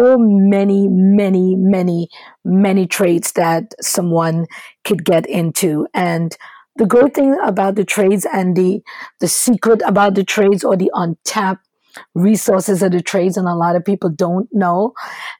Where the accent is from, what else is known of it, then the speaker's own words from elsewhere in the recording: Trinidad & Tobago; moved away as an adult; now in United States; originally, my education started in Trinidad and Tobago. I'm from the Caribbean